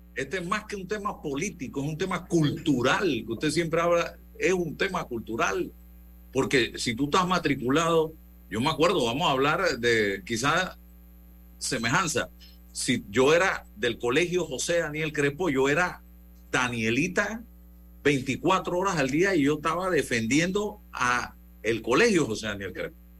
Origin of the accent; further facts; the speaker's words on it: Panama; como sociedad panameña